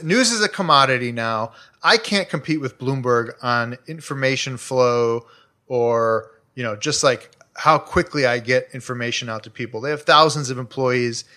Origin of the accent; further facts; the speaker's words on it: Chicago, Illinois, United States; now in Los Angeles, United States; I grew up in Chicago, like, two blocks from a twenty-four hour C T A, s, you know, the train, the Red Line